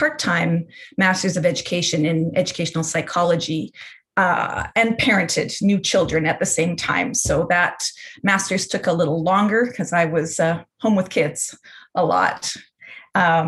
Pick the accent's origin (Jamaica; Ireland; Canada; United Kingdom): Canada; outside of Winnipeg, Manitoba; I grew up outside of Winnipeg on an acreage with a family that had a big garden